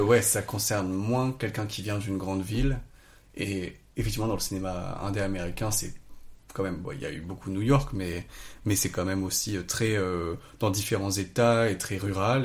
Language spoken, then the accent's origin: French; south of France, France; je viens du sud de la France, euh, de la, enfin, j'habitais dans la forêt